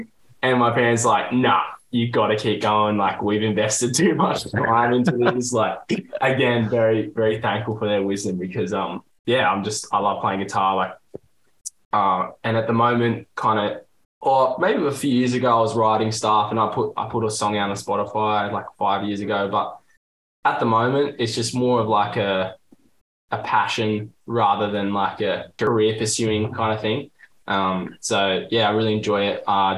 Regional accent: Austinmer, NSW South Coast, New South Wales, Australia; also born or lived in Figtree, New South Wales; I was born in Fig Tree, but I was raised in Austin.

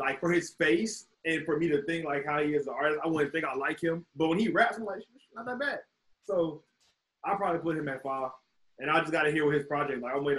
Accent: Atlanta, Georgia, United States; also born or lived in Chicago; I'm from Atlanta.

